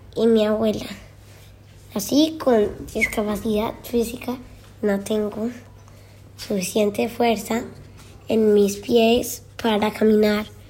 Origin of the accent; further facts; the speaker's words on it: Jardín, Antioquia, Colombia; Nací en Jardín, Antioquia, donde vivo